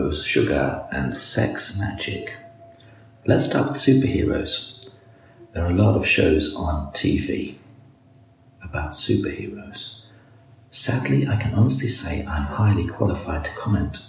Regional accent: Canada; I'm Canadian

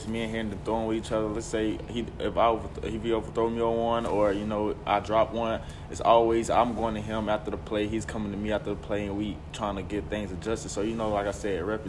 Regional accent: Nashville, Tennessee, United States; this being 2 hours from my hometown, which is Nashville.

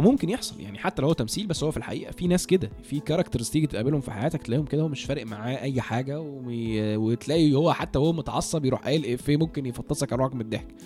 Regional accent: Egypt; إحنا كمصريين

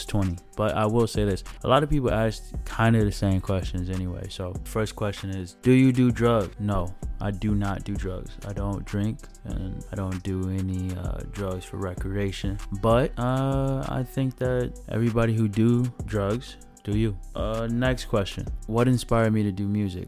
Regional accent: DuPage County, outside Chicago, Illinois, United States; I'm from DuPage. That is a county outside of Chicago

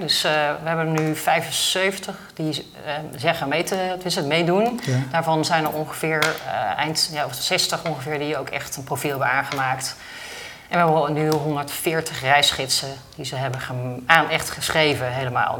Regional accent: Netherlands; als Nederlander

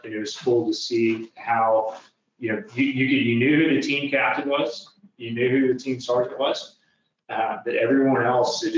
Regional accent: Tulsa, Oklahoma, United States; also born or lived in Liberal, Kansas; I'm actually from Tulsa.

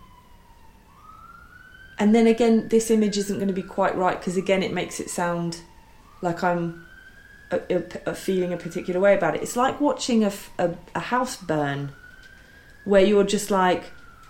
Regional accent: England, United Kingdom; I've always said that I'm English or British and my mother is French and my father is Irish, because I'm acutely aware that my childhood, my adolescence, really formative years were here, and I do feel strongly British in that way.

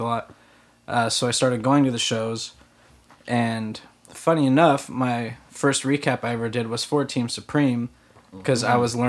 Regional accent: Stockton, California, United States; moved away as an adult; now in Los Angeles, United States; my hometown, which I was kind of itching to get out

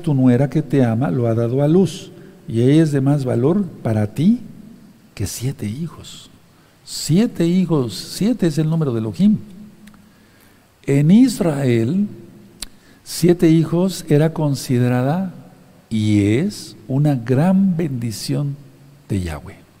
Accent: Mexico; como decimos aquí en México

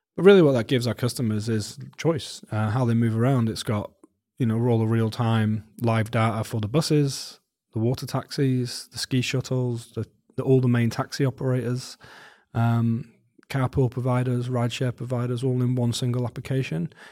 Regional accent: Wales, United Kingdom; moved away as an adult; now in New Zealand; I grew up in Wales

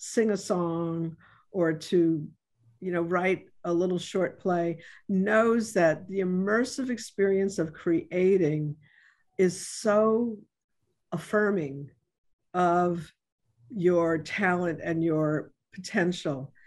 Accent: New York City, New York, United States; moved away; I came from the South Bronx and I did not come from, lots of resources

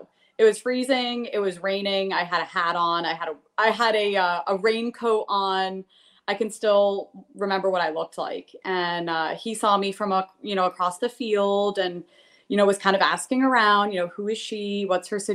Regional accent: Princeton, New Jersey, United States; moved away as an adult; also born or lived in Los Angeles, California; Growing up in Princeton, New Jersey, I was a diver

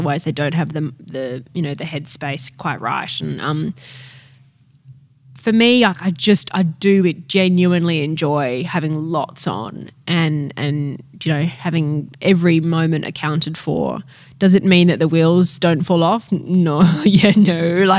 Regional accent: Tokyo, Japan; For me, because I grew up in Tokyo too, you know, like I'm used to that incredible pace

